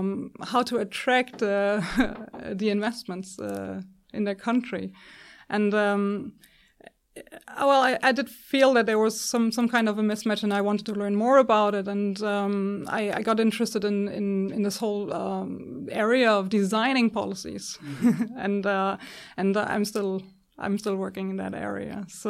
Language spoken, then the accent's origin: English; Germany; I grew up in Germany, and I got interested in energy, renewable energy, pretty early, already in high school, I guess.